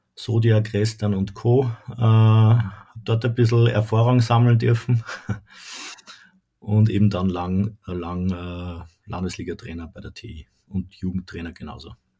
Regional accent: Haag am Hausruck, Upper Austria, Austria; also born or lived in Lonsburg; gebürtig in Haag Hausock und wohne jetzt im schönen Lonsburg

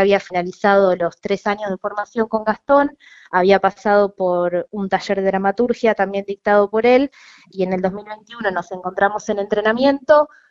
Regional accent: Necochea, Buenos Aires Province, Argentina; moved away as an adult; now in La Plata, Argentina; yo soy de Necochea, me vine a estudiar

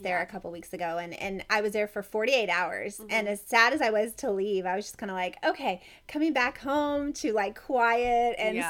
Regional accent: Kentucky, United States; I grew up in Kentucky

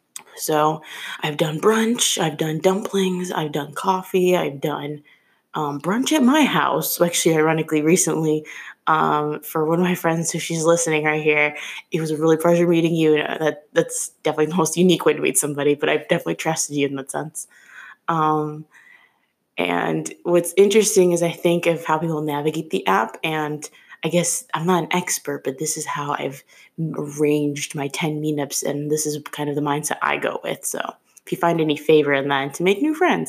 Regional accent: Chicago, Illinois, United States; moved away as an adult; now in Philadelphia, United States; I'm originally from Chicago, and I moved to Philly like 2 years ago. And I use this app in Chicago as well, even though that's where I was born and raised

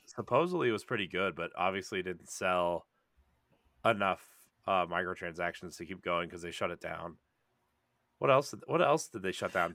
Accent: rural Ohio, United States; I'm a pale white person from rural Ohio

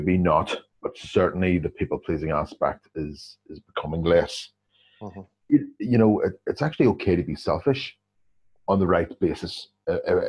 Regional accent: Northern Ireland, United Kingdom; coming from the northern part of the country, coming from Northern Ireland itself

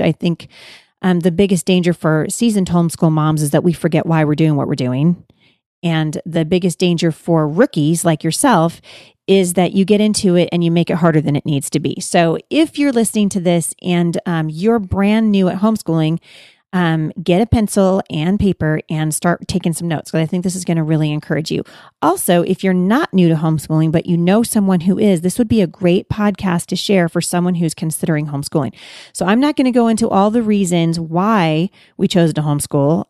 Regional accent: Pacific Northwest, United States; I'm from the Pacific Northwest

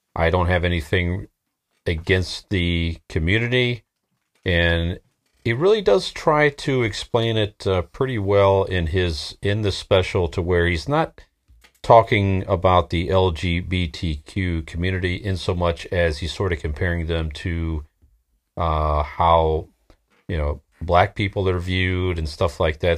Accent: Akron, Ohio, United States; we're from Northeast Ohio. Akron, Ohio

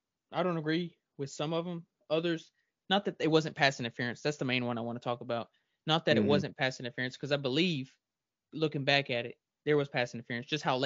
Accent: Alabama, United States; moved away; I'm from Alabama

